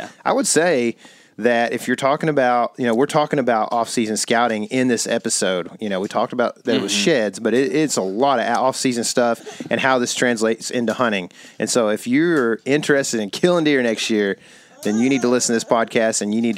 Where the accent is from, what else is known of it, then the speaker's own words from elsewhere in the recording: East Texas, United States; I grew up duck hunting quite a bit here in East Texas